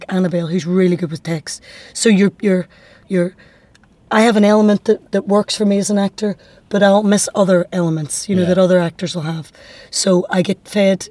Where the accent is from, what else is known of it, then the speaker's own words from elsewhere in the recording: Derry, Northern Ireland, United Kingdom; accent: Derry; my dairy accent